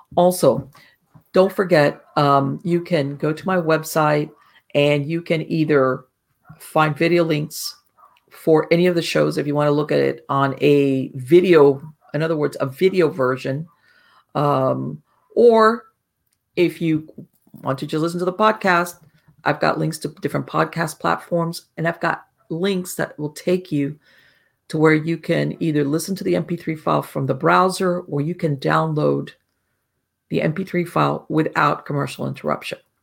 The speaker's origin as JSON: {"language": "English", "region": "Florida", "country": "United States", "tie": "born or raised there", "said": "I grew up in Florida"}